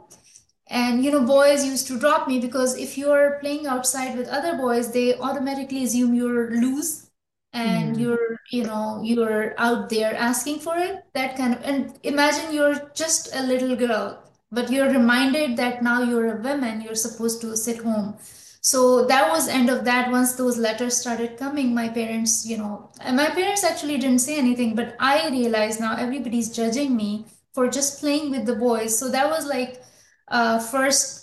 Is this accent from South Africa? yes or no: no; Lahore, Punjab, Pakistan; moved away as an adult; also born or lived in Algeria; now in United States; I was born in Lahore. Then my family moved to, Algeria. So I spent my childhood abroad